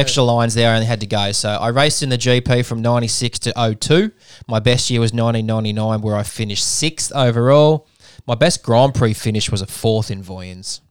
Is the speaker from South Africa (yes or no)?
no; Australia; I'm an Australian